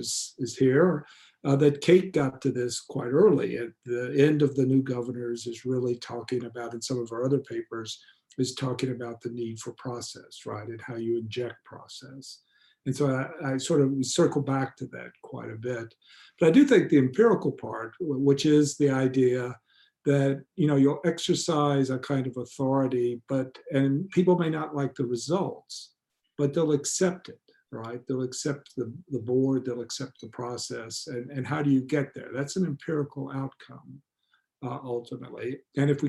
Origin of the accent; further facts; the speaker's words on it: United States; I grew up in the United States.